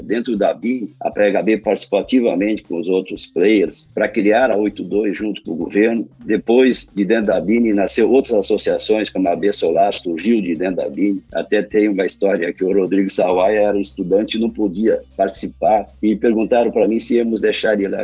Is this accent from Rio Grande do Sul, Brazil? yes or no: yes; Lajeado, Rio Grande do Sul, Brazil; also born or lived in Porto Alegre / Florianópolis; Sou gaúcho, natural da cidade de Lajado, no Rio Grande do Sul.